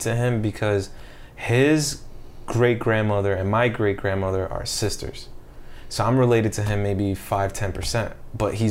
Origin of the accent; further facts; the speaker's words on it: Colombia; I'm from Colombia.